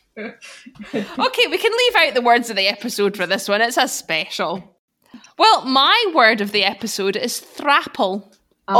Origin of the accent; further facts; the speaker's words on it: Pitlochry, Scotland, United Kingdom; my hometown and Pitlochry